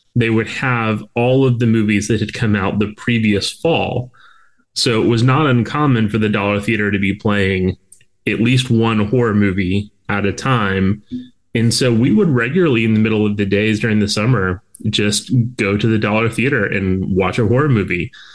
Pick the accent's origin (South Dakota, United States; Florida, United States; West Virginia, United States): Florida, United States; South; by the time I got to high school, growing up in South Florida